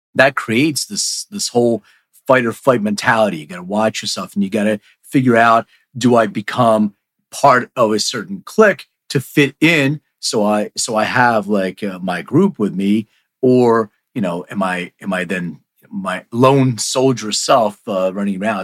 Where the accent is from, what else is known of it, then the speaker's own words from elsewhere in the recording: Philadelphia, Pennsylvania, United States; now in Los Angeles, United States; I'm from Philly. I live in LA, but I, I was raised in Philly